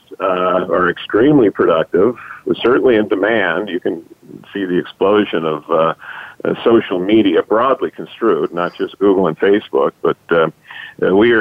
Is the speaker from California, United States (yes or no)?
yes; Los Angeles, California, United States; I grew up in Los Angeles